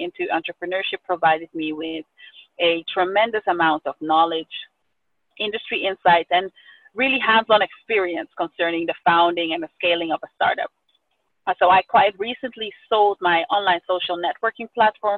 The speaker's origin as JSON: {"language": "English", "town": "Amsterdam", "region": "North Holland", "country": "Netherlands", "tie": "born or raised there", "said": "I was born and raised in Amsterdam, the Netherlands, to my Ghanaian father and Suriname mother"}